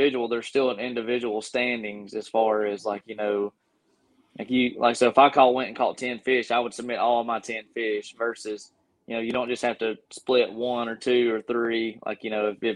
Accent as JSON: {"language": "English", "town": "Gadsden", "region": "Alabama", "country": "United States", "said": "I'm from Gadsden, Alabama"}